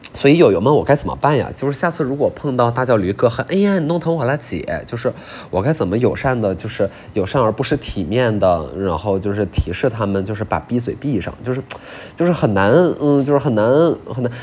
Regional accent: China; 我们中国人

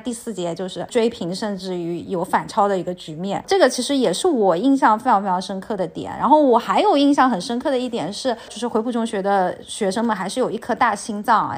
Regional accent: Linhai, Zhejiang, China; 我们家乡的临海

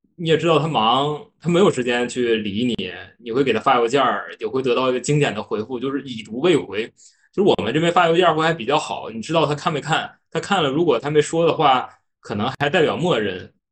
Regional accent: Northeast China, China; accent: Northeastern; 我是东北人，可能后面的口音啊，这有一些发音不太标准的地方

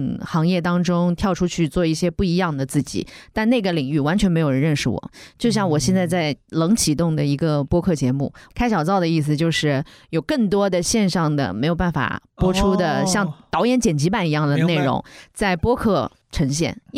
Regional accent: Shanghai, China; 我在上海待了这么久，我就出生在上海

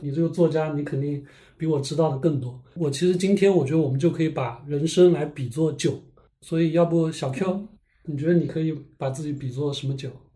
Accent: Lishui, Zhejiang, China; moved away as an adult; also born or lived in California; 我们都是那个浙江溧水人嘛

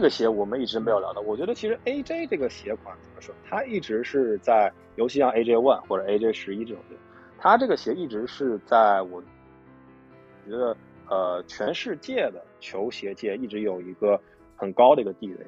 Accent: Tianjin, China; 我老家天津的嘛

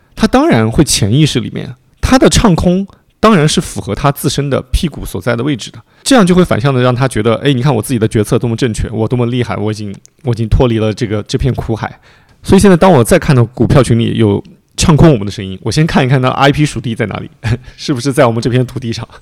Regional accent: a small city in Anhui, China; moved away; 因为我是那个安徽一个小城市的长大的嘛

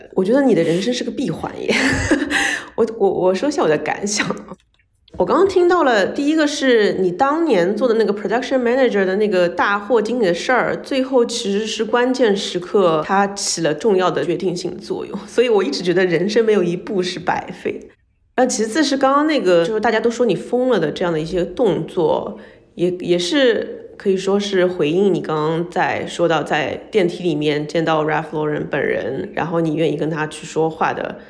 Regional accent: China; 或者说我是个中国人可以跟美国做的一样好，而是真的拥抱自己的身份 identity。

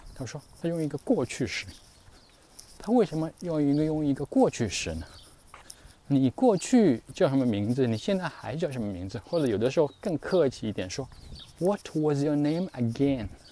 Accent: China; 作为中国人，特别是我太太，那时候希望要，要喝一点热水

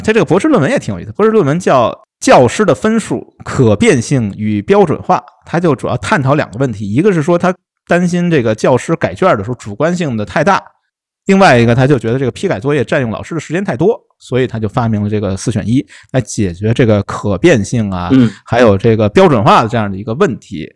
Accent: Beijing, China; 那你不用我们北京话

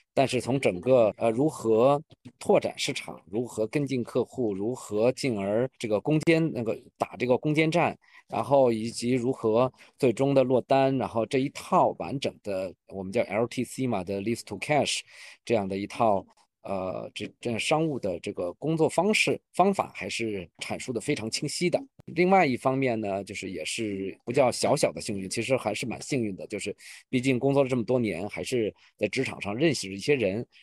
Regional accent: Beijing, China; also born or lived in Europe / Shanghai; 土生土长的北京人。然后目前的话，工作和生活都在北京

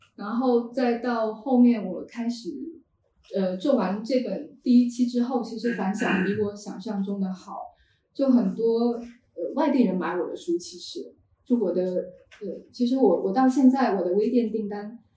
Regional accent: Yunxiao, Fujian, China; moved away; 因为我是一个零消线城关出生长大的人

